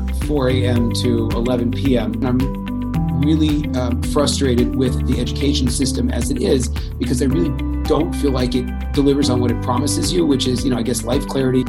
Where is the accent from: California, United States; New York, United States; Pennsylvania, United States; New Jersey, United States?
California, United States; Bay Area; I grew up in the Bay Area